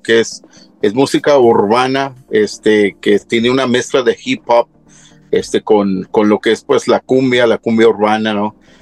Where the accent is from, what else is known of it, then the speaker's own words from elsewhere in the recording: Tacámbaro, Michoacán, Mexico; moved away; soy originario de Michoacán